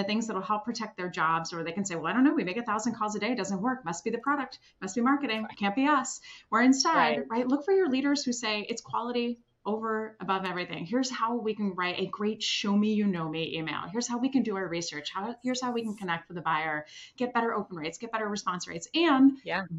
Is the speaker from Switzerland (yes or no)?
yes; Switzerland; moved away; also born or lived in Washington, District of Columbia, United States; I'm originally from Switzerland